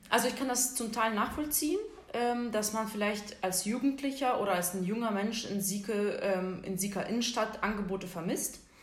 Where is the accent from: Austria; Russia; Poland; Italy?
Russia; Siberia; now in Syke, Germany; ich komme ja ursprünglich aus Sibirien